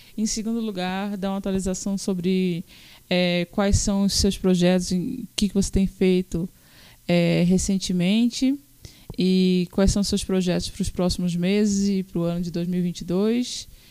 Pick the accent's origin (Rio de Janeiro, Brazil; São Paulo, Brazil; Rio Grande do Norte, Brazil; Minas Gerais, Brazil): Rio Grande do Norte, Brazil; Natal; Natal, Rio Grande do Norte, né? Nós somos de Natal